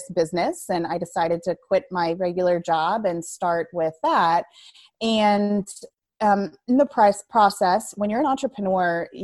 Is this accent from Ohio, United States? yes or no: yes; Ohio, United States; now in Hebron, United States; I'm from Ohio